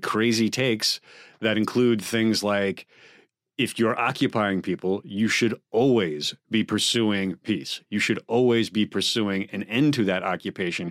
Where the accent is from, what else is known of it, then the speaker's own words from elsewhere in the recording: United States; as American taxpayers and voters